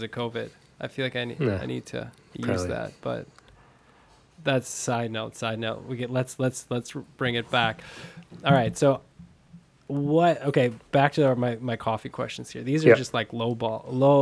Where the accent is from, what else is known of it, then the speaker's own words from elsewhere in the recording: Fond du Lac, Wisconsin, United States; I'm from Fond du Lac, so about an hour north of Milwaukee.